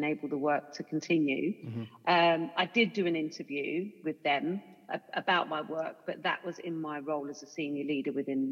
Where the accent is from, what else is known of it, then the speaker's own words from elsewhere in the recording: London, United Kingdom; I was kind of born and bred in Hackney